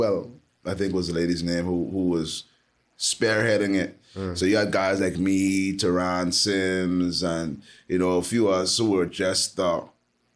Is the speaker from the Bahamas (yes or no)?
yes; Nassau, New Providence, Bahamas; moved away as an adult; also born or lived in Trinidad / Canada; I went to school, you know, growing up in Pinewood, I never really knew or felt like I was in the struggle until I probably left the Bahamas